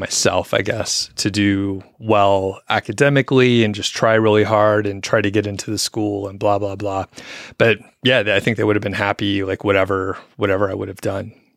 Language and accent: English; Atlanta, Georgia, United States; I'm from the Atlanta area